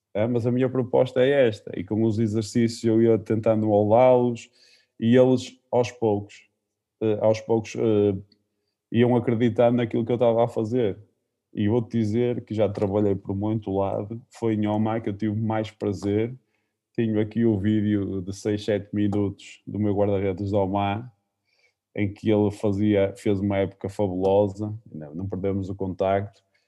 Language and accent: Portuguese; Caldas das Taipas, Norte, Portugal; no Taipas, que era o clube da minha terra